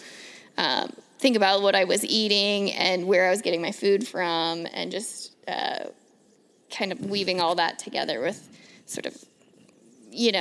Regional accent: Northern Kentucky, United States; moved away as an adult; also born or lived in Seattle; I was born and raised in Northern Kentucky

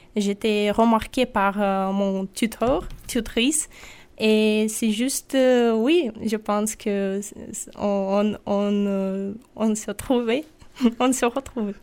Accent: Sakhalin Oblast, Russia; French is a second language; now in Nîmes, France; je viens de Sakhalin, c'est l'île près du Japon.

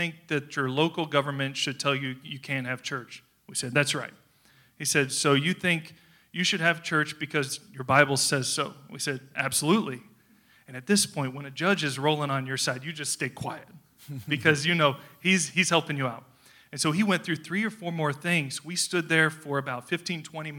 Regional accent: North Carolina, United States; accent: southern drawl; I'm from North Carolina, so if you hear I'm from the southern United States, if you hear my voice a little bit drawl sometimes

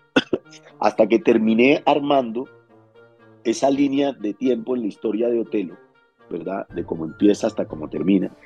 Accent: Cartagena, Bolívar, Colombia; yo soy de Cartagena.

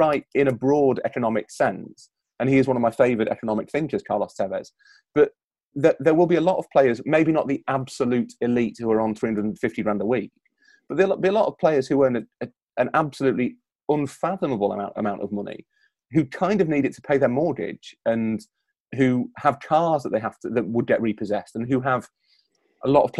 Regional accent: Yorkshire and the Humber, United Kingdom; I'm from Yorkshire

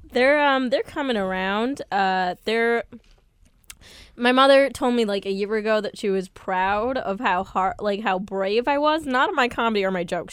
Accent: Mundelein, Illinois, United States; moved away as an adult; now in New York, United States; I grew up in Mundelein, Illinois, very small town

